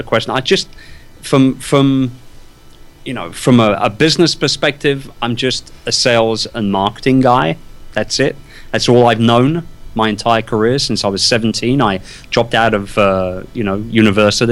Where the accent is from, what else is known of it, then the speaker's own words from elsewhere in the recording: London, United Kingdom; born and raised in London. Wimbledon, to be precise.